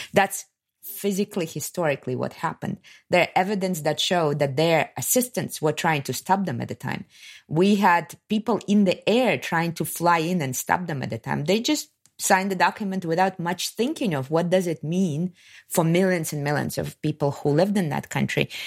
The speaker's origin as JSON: {"language": "English", "country": "Kazakhstan", "tie": "born or raised there", "also_born_or_lived": "Soviet Union", "moved": "as an adult", "said": "I'm from Kazakhstan"}